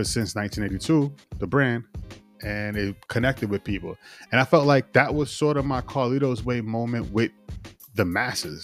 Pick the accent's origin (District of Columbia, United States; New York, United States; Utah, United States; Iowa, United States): New York, United States; Yonkers; I'm from Yonkers, the area in Yonkers I'm from, the block, the 3-block radius had a lot of, you know, influential artists